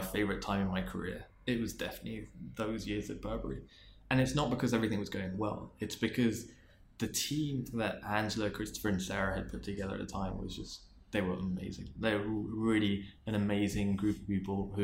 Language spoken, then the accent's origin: English; London, United Kingdom; moved away; I was from London and I was born in Queen's Park